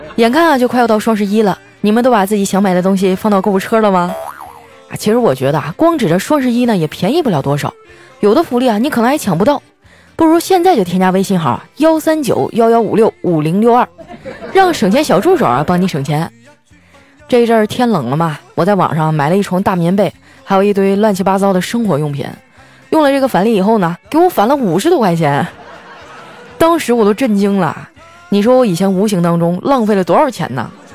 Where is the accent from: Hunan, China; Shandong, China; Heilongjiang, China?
Heilongjiang, China; Harbin; now in Shanghai, China; 我的家乡哈尔滨呢，已经快到零下了